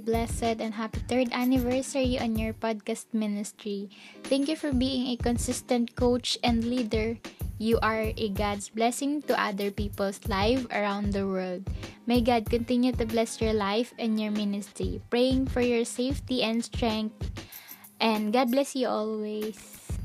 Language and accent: English; Philippines; I'm from Philippines